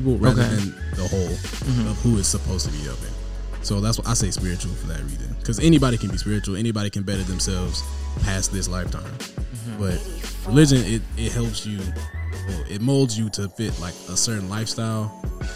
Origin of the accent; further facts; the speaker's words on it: Decatur, Georgia, United States; also born or lived in Sandy Springs, Georgia; I am a Georgia boy, born and raised.